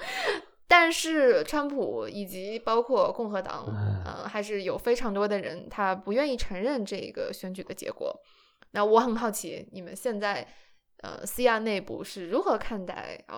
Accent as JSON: {"language": "Chinese", "country": "China", "said": "我作为中国人"}